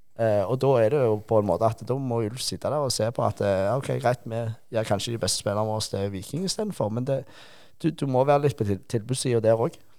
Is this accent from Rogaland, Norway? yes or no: yes; Rogaland, Norway; Vi er jo rogalendinger